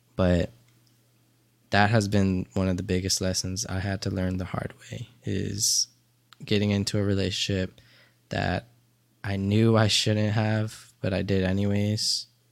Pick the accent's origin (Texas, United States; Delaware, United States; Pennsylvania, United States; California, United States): Delaware, United States; Dover; I grew up in a small town of Dover, Delaware